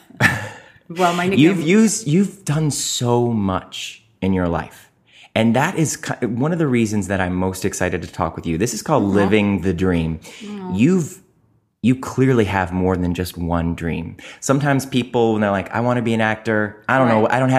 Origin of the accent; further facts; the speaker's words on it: Cleveland, Ohio, United States; I'm from Cleveland